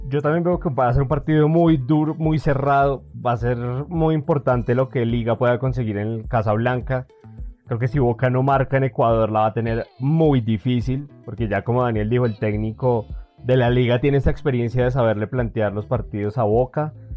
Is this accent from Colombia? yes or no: yes; Colombia; a nosotros como colombianos